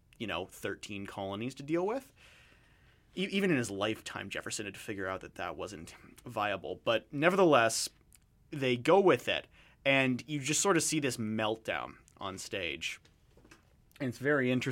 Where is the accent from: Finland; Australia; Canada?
Canada; I'm Canadian. I've never lived in the States